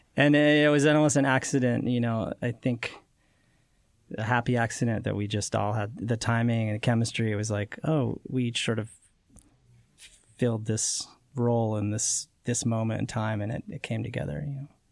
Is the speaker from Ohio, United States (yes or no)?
no; Utah, United States; I grew up in Utah